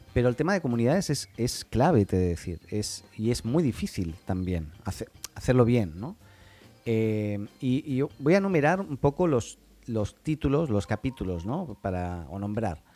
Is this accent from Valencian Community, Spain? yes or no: no; Catalonia, Spain; Yo soy catalán